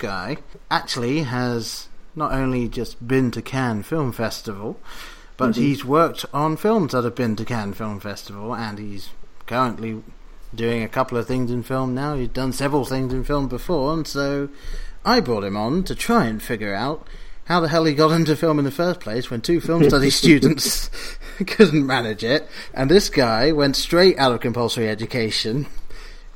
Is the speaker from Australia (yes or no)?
no; England, United Kingdom; moved away; someone that I grew up with back in England